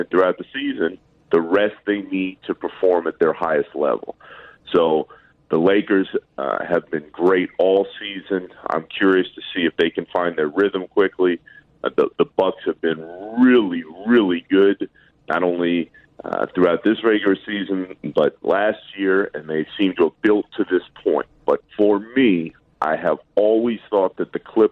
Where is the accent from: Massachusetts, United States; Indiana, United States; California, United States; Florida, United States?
Florida, United States; Orlando; I grew up in Orlando